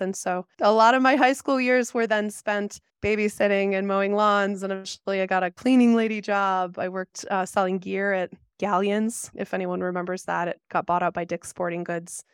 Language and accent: English; Arlington Heights, Illinois, United States; now in Jackson, United States; I grew up outside Chicago in a suburb called Arlington Heights.